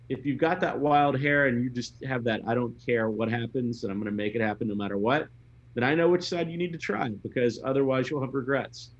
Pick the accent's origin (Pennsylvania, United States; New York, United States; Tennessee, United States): Tennessee, United States; Memphis; moved away; also born or lived in Mississippi; I grew up in in Memphis, and I also lived in Mississippi